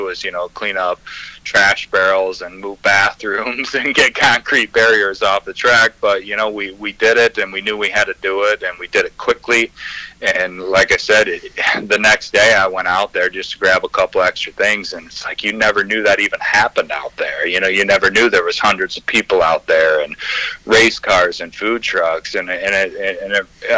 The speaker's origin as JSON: {"language": "English", "town": "Three Rivers", "region": "Michigan", "country": "United States", "said": "I'm from Three Rivers"}